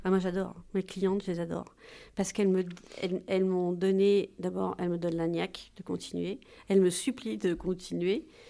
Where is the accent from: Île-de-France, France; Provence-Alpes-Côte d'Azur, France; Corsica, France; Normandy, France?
Corsica, France; also born or lived in Paris; je suis corse, donc j'ai toujours baigné dans les eaux limpides